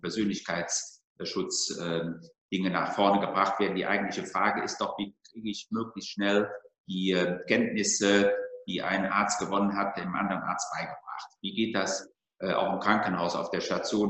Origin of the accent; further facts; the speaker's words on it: North Rhine-Westphalia, Germany; Bin im Rheinland geboren, bin Rheinländer